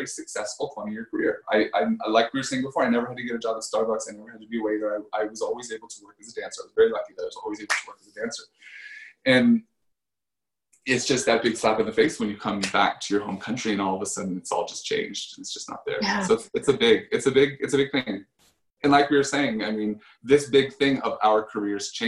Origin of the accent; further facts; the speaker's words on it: United States; moved away as an adult; also born or lived in Paris, France / Los Angeles; me being an American